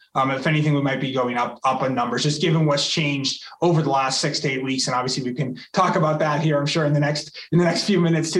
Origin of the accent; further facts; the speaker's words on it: Massachusetts, United States; also born or lived in California; now in Colorado, United States; I grew up in Massachusetts